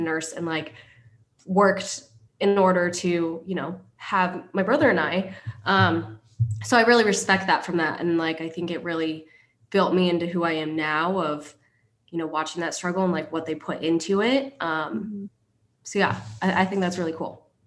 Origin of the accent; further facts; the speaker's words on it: Kent, Washington, United States; moved away as an adult; now in Huntington Beach, United States; I grew up in Seattle, Washington to be specific, Kent, Washington.